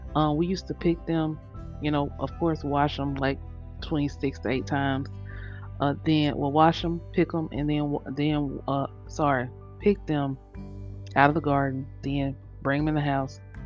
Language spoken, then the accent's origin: English; Louisiana, United States; I'm from Louisiana